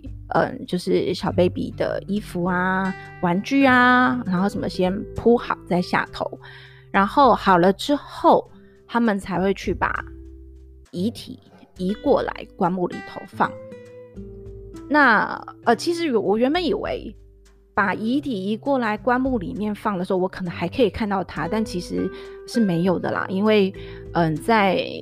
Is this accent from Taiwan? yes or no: yes; Tainan, Taiwan; also born or lived in Taipei; 因为我是台南人